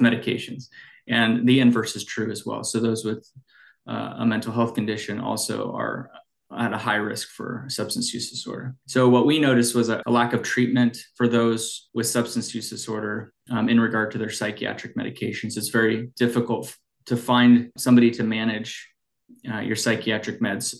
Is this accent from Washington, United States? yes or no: yes; Snohomish County, Washington, United States; I grew up in Washington in Snohomish County. So, uh, and I'm doing the work back in my kind of my hometown.